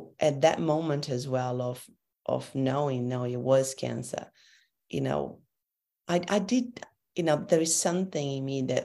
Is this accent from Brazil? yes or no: yes; Brazil; also born or lived in Europe; now in Brisbane, Australia; I come from Brazil